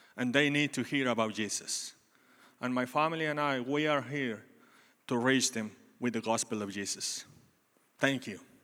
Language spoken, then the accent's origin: English; Mexico; English is a second language; moved away as an adult; now in Texas, United States; I was born in Mexico, and when I was eighteen years old, studying on my college